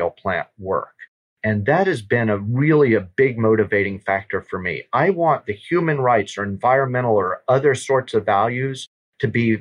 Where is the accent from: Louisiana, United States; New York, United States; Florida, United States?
Louisiana, United States; I'm from Louisiana